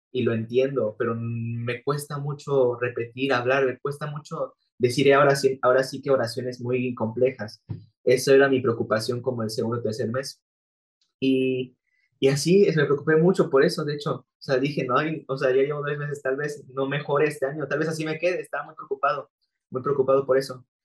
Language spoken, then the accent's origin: Spanish; Acapulco, Guerrero, Mexico; yo soy de Acapulco